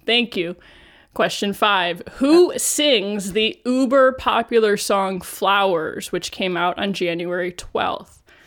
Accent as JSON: {"language": "English", "town": "Cleveland", "region": "Ohio", "country": "United States", "tie": "born or raised there", "said": "when I worked in local news in Cleveland, N B C affiliate, Channel three News, my hometown"}